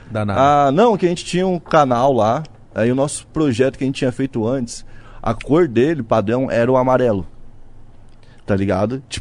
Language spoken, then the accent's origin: Portuguese; Balneário Camboriú, Santa Catarina, Brazil; eu que sou de Balneário Camboriú, por exemplo